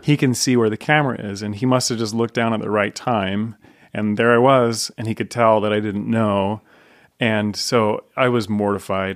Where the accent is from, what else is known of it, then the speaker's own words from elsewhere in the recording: Layton, Utah, United States; So I grew up in Layton. Um, so I'm Davis County boy